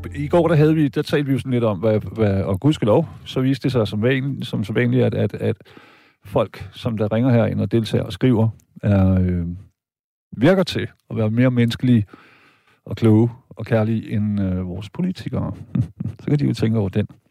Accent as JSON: {"language": "Danish", "country": "Denmark", "tie": "born or raised there", "said": "jeg er tysk statsborger, men jeg er født og opvokset her i Danmark"}